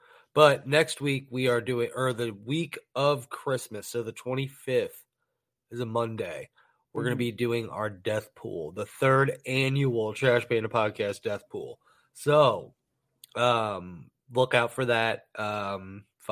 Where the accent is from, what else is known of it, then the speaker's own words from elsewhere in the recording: United States; I'm American